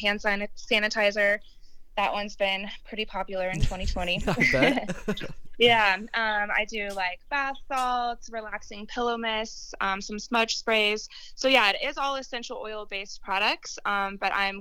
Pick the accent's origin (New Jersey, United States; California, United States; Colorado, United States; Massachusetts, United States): Colorado, United States; Littleton; born and raised, I grew up in Littleton